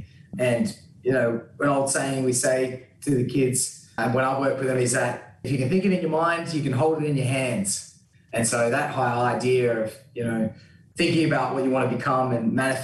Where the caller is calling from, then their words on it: Sydney, New South Wales, Australia; And I'm calling from today in this virtual setting from the Gadigal people of the Eora Nation.